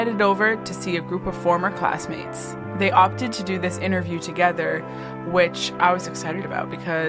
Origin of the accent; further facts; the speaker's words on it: Newtown, Connecticut, United States; Today, we're in my hometown of Newtown, Connecticut